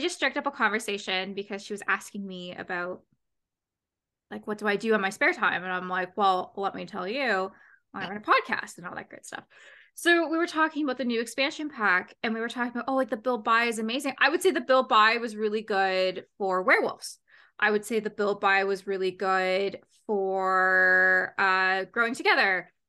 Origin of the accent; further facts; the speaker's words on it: Canada; also born or lived in Ontario; I'm from Canada